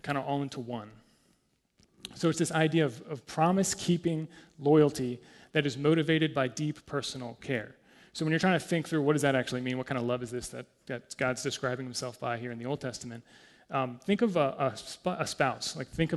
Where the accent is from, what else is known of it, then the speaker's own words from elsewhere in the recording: United States; I'm American